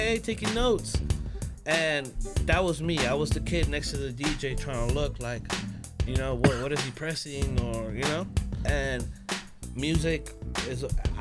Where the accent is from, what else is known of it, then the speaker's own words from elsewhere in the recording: Los Angeles, California, United States; growing up in Hollywood, like, East Hollywood.